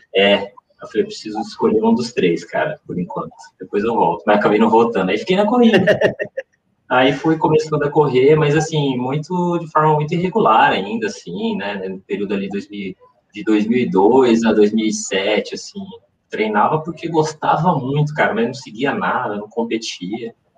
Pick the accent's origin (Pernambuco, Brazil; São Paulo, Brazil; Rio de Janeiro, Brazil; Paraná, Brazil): São Paulo, Brazil; now in Campinas, Brazil; eu moro em Campinas, mas eu, eu sou nascido em São Paulo